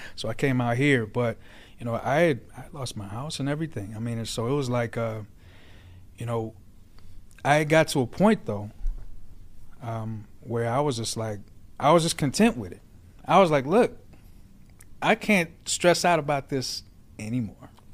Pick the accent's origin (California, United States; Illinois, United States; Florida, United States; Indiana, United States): Illinois, United States; Aurora; also born or lived in Naperville, Illinois / Georgia; I grew up in Aurora, in Naperville